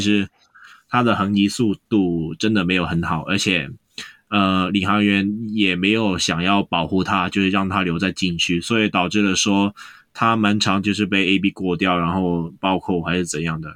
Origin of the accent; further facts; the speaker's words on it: Hong Kong; 我们香港这边